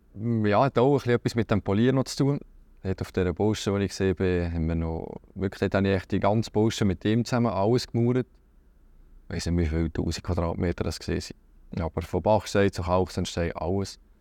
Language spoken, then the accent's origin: German; Schüpfheim, Lucerne, Switzerland; also born or lived in Hasle; ich bin von Schöpfen, aus dem Mäntlibuch. Geboren bin ich in Hasli, also ein Dorf weiter Richtung Luzern